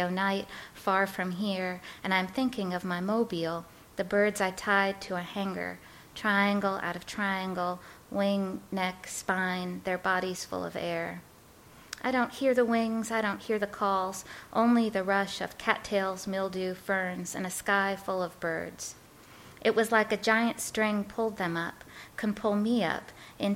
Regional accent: Chicago, Illinois, United States; also born or lived in New York; I was born in New York, and my parents are from the Bronx. And when I was 7 years old, we moved out to Chicago

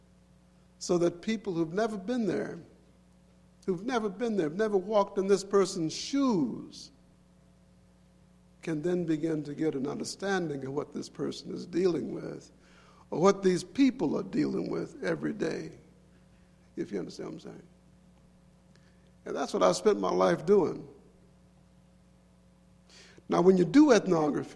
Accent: Mississippi Delta, United States; I was born in the Delta back during the war, the Great War.

